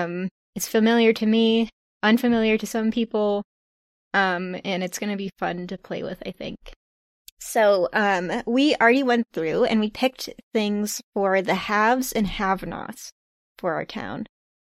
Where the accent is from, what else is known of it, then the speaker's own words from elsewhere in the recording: New England, United States; I'm from New England, and so that's where my touchstones are.